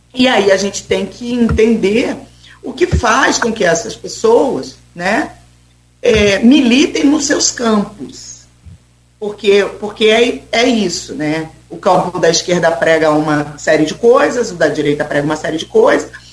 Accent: Brazil; now in Spain; a gente pensa enquanto brasileiro

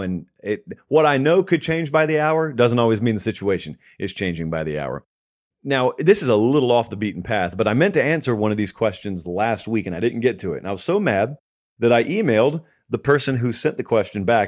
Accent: Columbus, Georgia, United States; I grew up in Columbus, Georgia

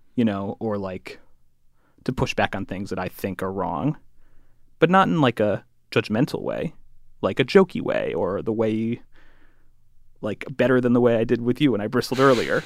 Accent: Connecticut, United States; I'm from Connecticut

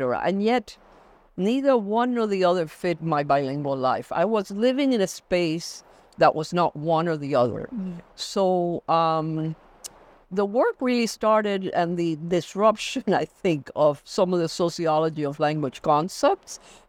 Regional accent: New York City, New York, United States; also born or lived in Cuba; I was born in Cuba and came to the United States, to New York City with my family at the age of 11. So I grew up in a bilingual community. I grew up in a bilingual home.

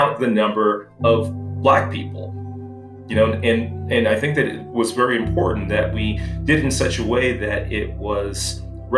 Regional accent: Los Angeles, California, United States; I grew up in Los Angeles, California

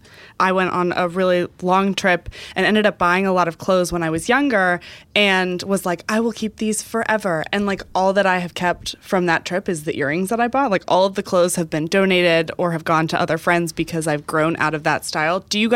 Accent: Texas, United States; now in New York, United States; I've talked about this before, but I grew up in Texas where it is way hotter than it is in New York, but you don't go outside when it's 100 degrees.

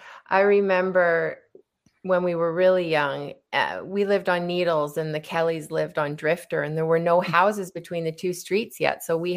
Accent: Whistler, British Columbia, Canada; So that was above our fireplace, as you probably remember, growing up in Alpine.

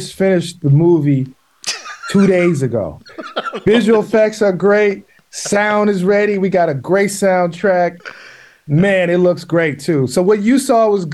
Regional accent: Milwaukee, Wisconsin, United States; I'm from Milwaukee

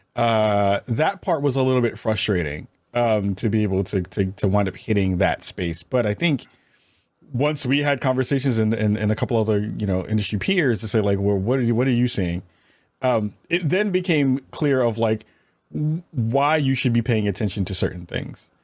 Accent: New York, United States; I'm from New York

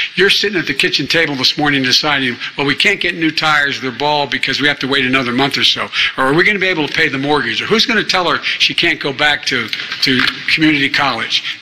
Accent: Pennsylvania, United States; I'm from Pennsylvania

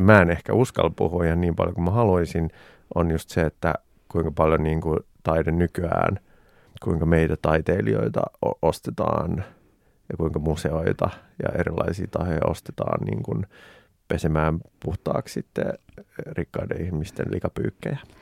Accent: Finland; Suomi on mun kotimaa

